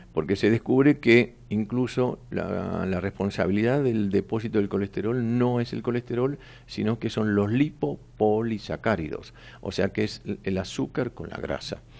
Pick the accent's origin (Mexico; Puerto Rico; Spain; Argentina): Argentina; Buenos Aires; donde yo nací en Mataderos